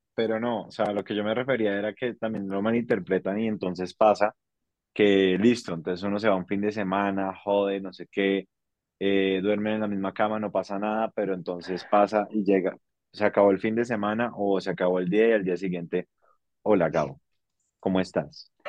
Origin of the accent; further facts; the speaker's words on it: Colombia; donde estamos ubicados en Colombia